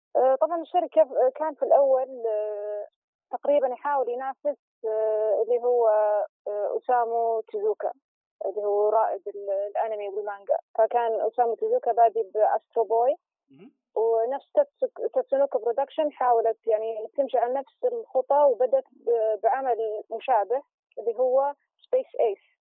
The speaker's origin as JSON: {"language": "Arabic", "country": "Saudi Arabia", "said": "احنا عندنا في السعوديه"}